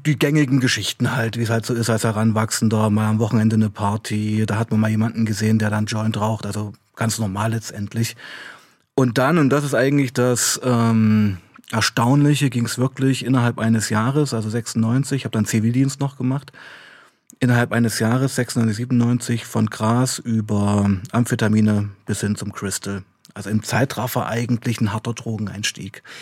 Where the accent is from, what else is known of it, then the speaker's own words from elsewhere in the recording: Weißenfels, Saxony-Anhalt, Germany; now in Leipzig, Germany; ich kam ja aus Weißenfels, ich bin in Weißenfels aufgewachsen